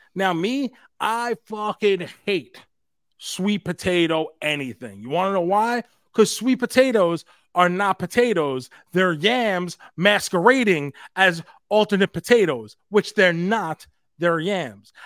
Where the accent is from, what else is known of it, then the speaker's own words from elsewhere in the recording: New York City, New York, United States; we're from New York City